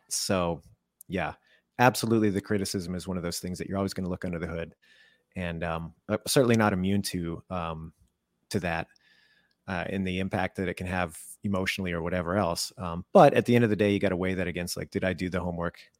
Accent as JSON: {"language": "English", "country": "Canada", "tie": "born or raised there", "said": "I was born in Canada"}